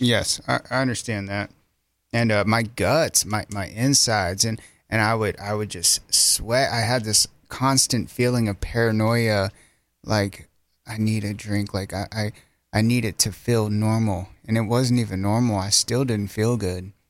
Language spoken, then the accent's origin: English; Centerpoint, United States; moved away as an adult; I grew up in Centerpoint